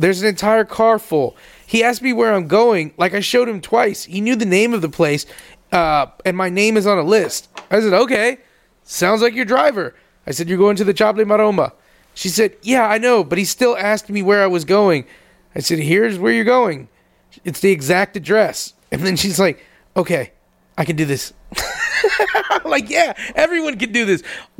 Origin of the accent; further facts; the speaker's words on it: Groveland, United States; I grew up in Groveland. I grew up in Little Mexico.